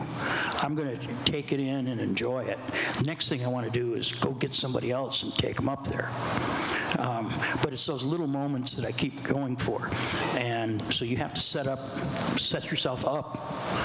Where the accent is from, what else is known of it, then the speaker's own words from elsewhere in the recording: Midwest, United States; I'm from the Midwest